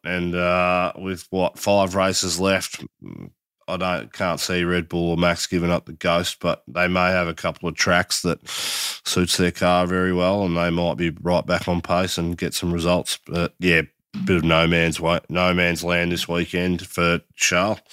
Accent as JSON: {"language": "English", "country": "Australia", "said": "I, as an Aussie"}